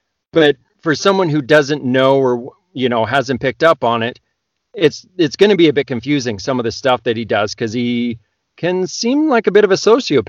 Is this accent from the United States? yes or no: no; Canada; Probably more than most because I'm Canadian.